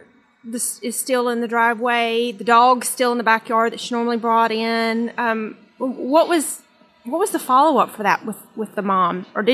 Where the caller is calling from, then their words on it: Sunbury, Georgia, United States; I'm from Sunbury, Georgia.